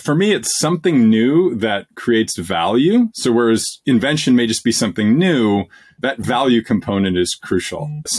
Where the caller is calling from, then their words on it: Massachusetts, United States; Just outside of Boston, Massachusetts.